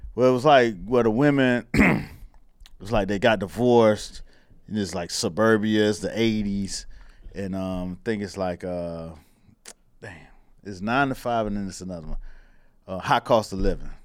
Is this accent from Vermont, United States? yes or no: no; Miami, Florida, United States; growing up in Miami